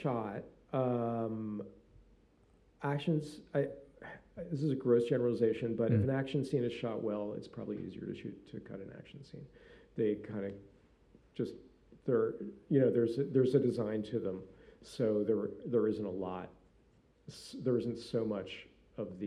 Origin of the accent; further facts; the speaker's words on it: Northeast, United States; I grew up in the Northeast